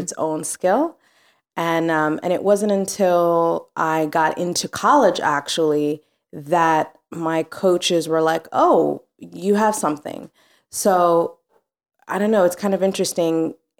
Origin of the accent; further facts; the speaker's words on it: Mombasa, Mombasa County, Kenya; also born or lived in New Orleans, Louisiana; now in New York, United States; I grew up in Mombasa, Kenya. So East Africa.